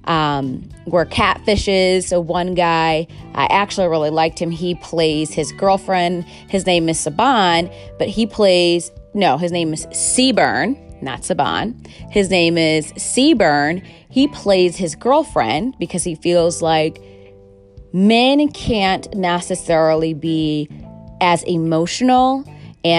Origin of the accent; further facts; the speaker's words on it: Chicago, Illinois, United States; I'm from Chicago